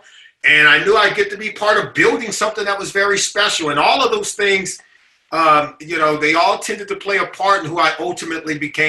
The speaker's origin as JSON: {"language": "English", "town": "Compton", "region": "California", "country": "United States", "tie": "born or raised there", "also_born_or_lived": "Riverside, California / Los Angeles, California", "said": "I grew up in Compton, California, went to high school out in Riverside, California."}